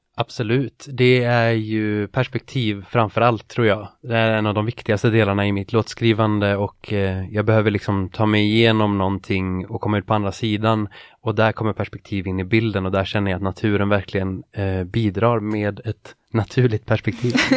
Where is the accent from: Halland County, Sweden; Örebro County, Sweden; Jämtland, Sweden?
Jämtland, Sweden; moved away; det är Jämtland egentligen, där jag är ifrån